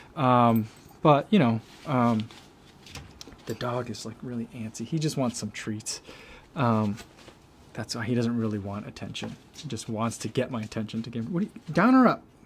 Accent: East Coast, United States; now in Chicago, United States; I grew up on the East Coast

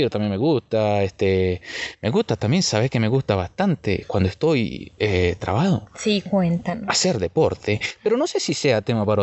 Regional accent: Buenos Aires, Argentina; Una vez estuve, una vez estuve allá en Buenos Aires, de donde vengo.

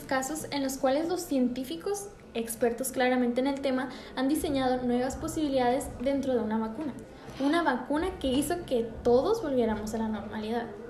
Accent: Mexico; en nuestra cultura y lo que vienen siendo los mexicanos

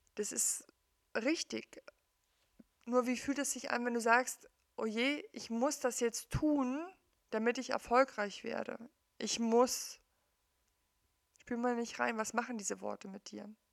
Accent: East Germany, Germany; ich bin im Osten aufgewachsen, in der DDR aufgewachsen

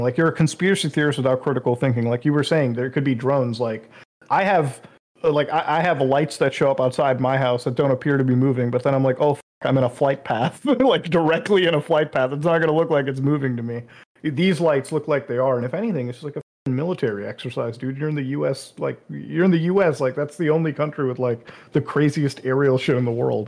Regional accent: India; I'm from India, so like being an Indian Muslim

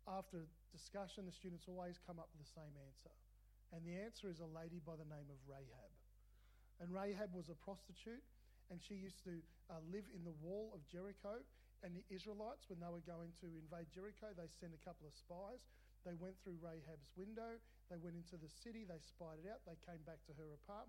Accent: Melbourne, Victoria, Australia; I grew up in Melbourne

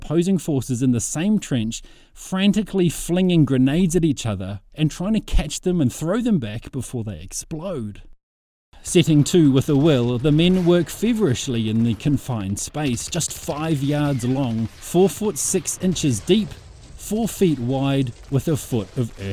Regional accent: New Zealand; Growing up on the Anzac legend in New Zealand

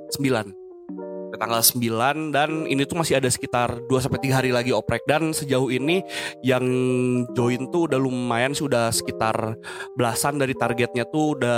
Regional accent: Bandung, West Java, Indonesia; Uh, kebetulan gue orang asli Bandung.

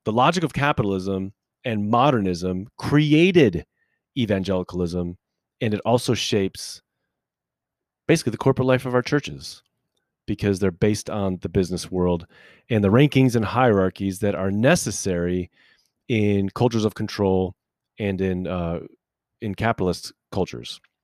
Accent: United States; us as American people

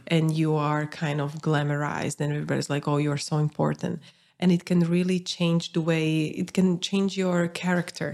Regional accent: Bratislava, Bratislava Region, Slovakia; I'm from Bratislava

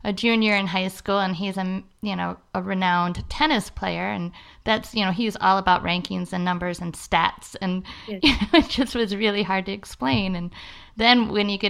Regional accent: Florida, United States; moved away; I'm from Florida

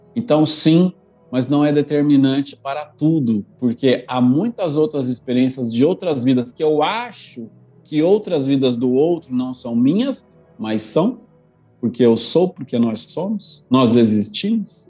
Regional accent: Brazil; se eu não houvesse nascido no Brasil

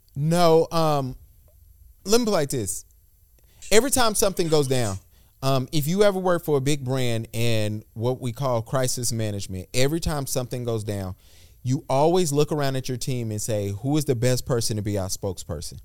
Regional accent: Charlotte, North Carolina, United States; I'm from Charlotte

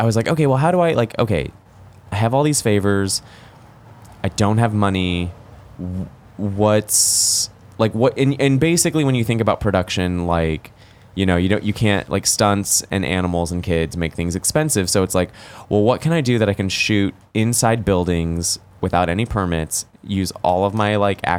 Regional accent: Los Angeles, California, United States; also born or lived in Oakland; growing up in Los Angeles

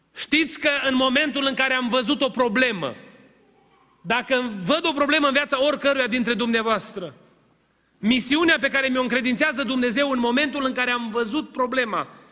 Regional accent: Romania; moved away; suntem din România

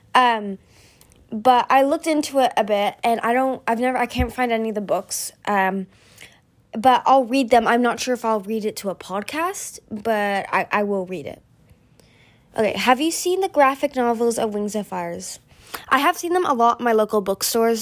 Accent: California, United States; I'm from America, but more specifically, I'm from California

